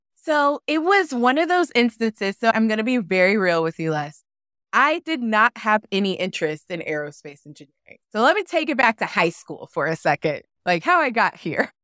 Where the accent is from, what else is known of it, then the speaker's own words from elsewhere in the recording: Kansas City, United States; moved away as an adult; also born or lived in Missouri; now in Phoenix, United States; I grew up in Kansas City on the Missouri and the Kansas side, so I lived in both states